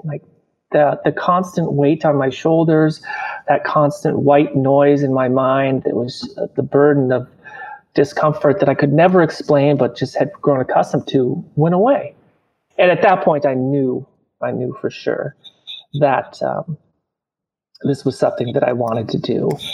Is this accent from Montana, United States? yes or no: yes; Montana, United States; growing up in Montana